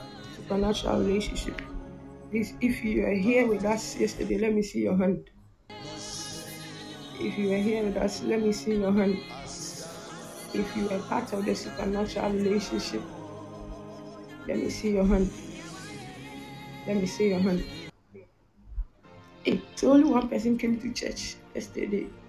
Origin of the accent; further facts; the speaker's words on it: Ghana; I'm from Ghana